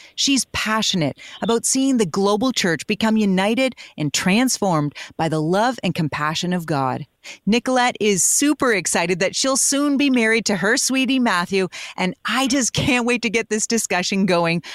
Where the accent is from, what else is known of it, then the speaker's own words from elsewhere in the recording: Canada; we as Canadian Christians